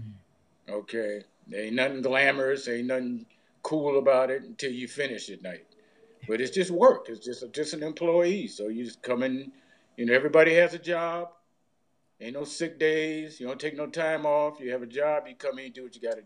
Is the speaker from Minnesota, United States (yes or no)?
no; Ohio, United States; now in Las Vegas, United States; I grew up in Ohio